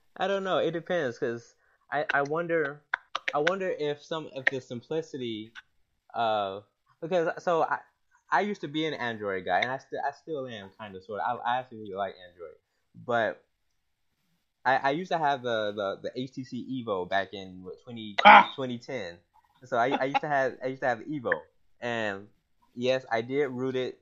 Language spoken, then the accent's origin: English; Atlanta, Georgia, United States; moved away as an adult; also born or lived in Tennessee / North Carolina; now in Washington, D.C., United States; I'm uh, originally from Atlanta, the ATL.